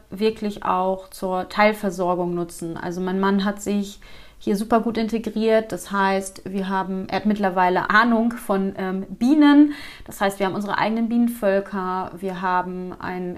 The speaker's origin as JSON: {"language": "German", "town": "Flensburg", "region": "Schleswig-Holstein", "country": "Germany", "moved": "as an adult", "lives_now": "Montenegro", "said": "Wir kommen aus Schleswig-Holstein, ganz oben von der Kante, Nähe Dänemark, also sprich bei Flensburg"}